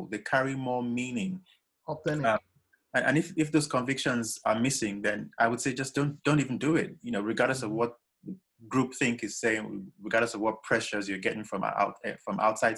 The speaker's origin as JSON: {"language": "English", "country": "Nigeria", "tie": "born or raised there", "moved": "yes", "lives_now": "England, United Kingdom", "said": "growing up in Nigeria, obviously, coming from a middle class family"}